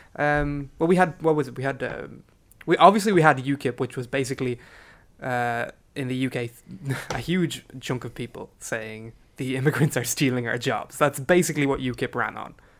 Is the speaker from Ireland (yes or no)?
yes; Ireland